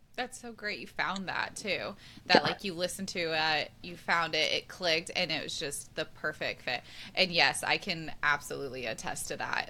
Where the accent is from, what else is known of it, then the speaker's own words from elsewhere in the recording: Kansas City, United States; also born or lived in St. Louis, Missouri; I grew up in Kansas City. I was born in St. Louis, but like I was raised in Kansas City since I was like four or five